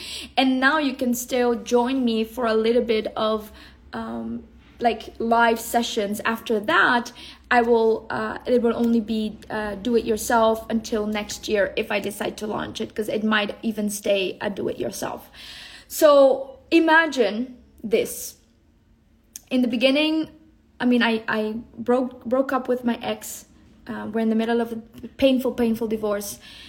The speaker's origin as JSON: {"language": "English", "country": "Colombia", "tie": "born there", "said": "coming from the jungle, you know, I was born in the Colombian jungle."}